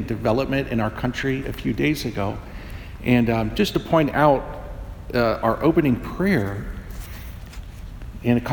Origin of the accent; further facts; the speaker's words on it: United States; the secular culture that I grew up in here in America